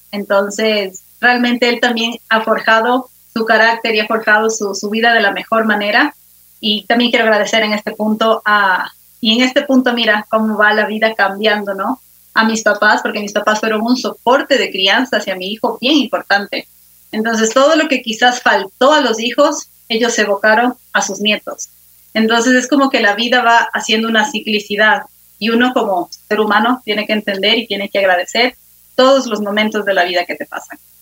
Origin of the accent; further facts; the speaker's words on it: Quito, Pichincha, Ecuador; soy ecuatoriana, quiteña, de cepa